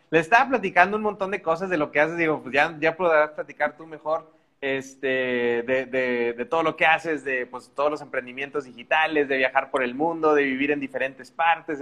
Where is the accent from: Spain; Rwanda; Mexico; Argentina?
Mexico; Monterrey, Nuevo León; now in Querétaro, Mexico; yo soy de Monterrey, de una ciudad que está al norte de México, casi, casi pegado a la frontera con Estados Unidos